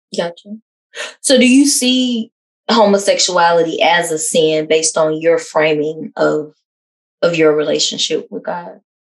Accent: the South, United States; a cisgender lesbian that's also African American growing up in the South

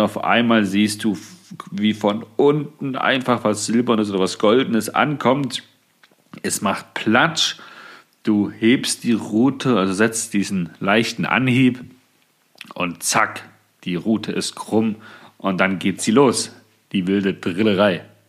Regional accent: Thuringia, Germany; hier bei uns in Thüringen

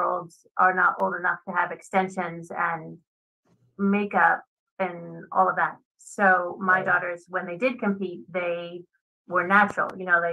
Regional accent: Laurel, Maryland, United States; I went to my hometown. My hometown's they have like a little festival for our town, Laurel Savage area, Maryland.

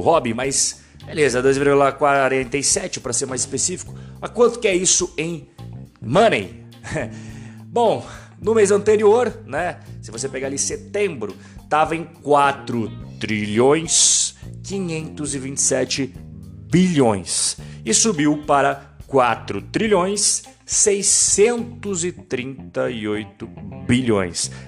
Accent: Brazil; sou brasileiro, é óbvio

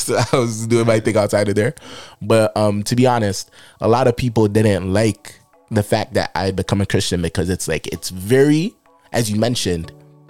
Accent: Toronto, Ontario, Canada; growing up in Rexdale.

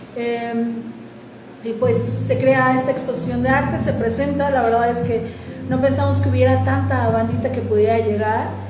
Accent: Tehuacán, Puebla, Mexico; somos de Tehuacán

